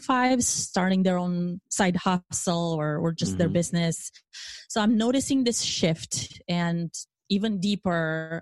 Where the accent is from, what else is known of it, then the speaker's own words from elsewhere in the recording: Romania; moved away as an adult; now in United States; I am originally from Romania